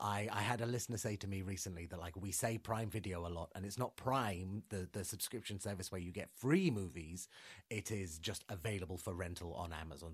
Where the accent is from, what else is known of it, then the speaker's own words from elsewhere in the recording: London, United Kingdom; I'm from London.